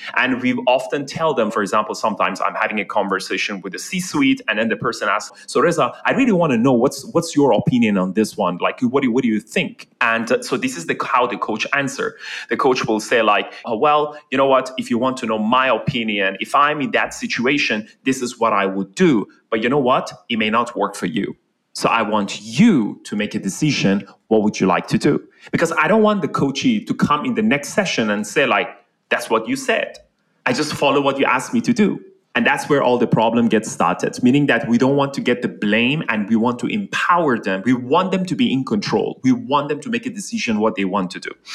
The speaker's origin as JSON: {"language": "English", "country": "Iran", "tie": "born or raised there", "moved": "yes", "lives_now": "Malaysia", "said": "I'm actually like born and raised in Iran."}